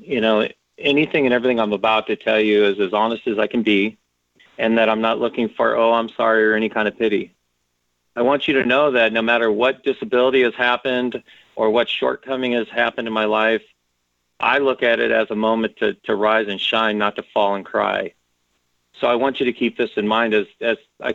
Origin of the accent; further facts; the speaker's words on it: Los Angeles, California, United States; I grew up in Southeast Los Angeles